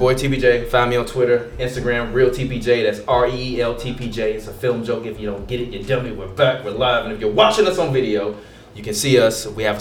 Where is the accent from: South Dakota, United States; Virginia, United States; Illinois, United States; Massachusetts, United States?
Illinois, United States; Chicago; I'm from Chicago